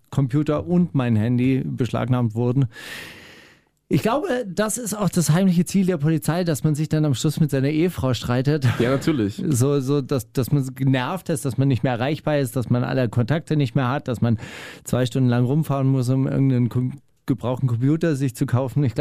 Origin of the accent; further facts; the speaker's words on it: Kornwestheim, Baden-Württemberg, Germany; Oh, Kornwestheim, das ist mein Heimatort.